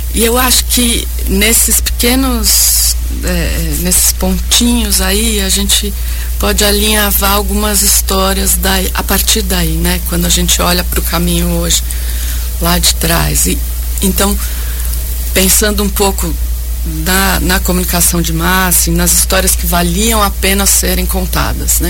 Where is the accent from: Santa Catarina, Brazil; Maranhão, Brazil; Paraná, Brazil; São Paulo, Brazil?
São Paulo, Brazil; Bragança Paulista; Eu venho de Bragança Paulista